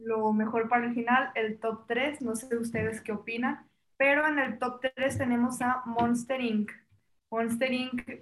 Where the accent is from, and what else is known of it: Mexico